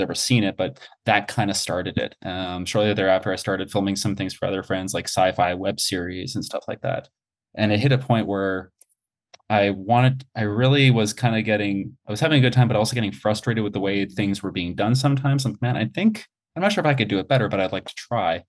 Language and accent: English; Montreal, Quebec, Canada; moved away as an adult; also born or lived in Toronto; I was born and raised in Montreal, went to school in Montreal, and then I moved to Toronto.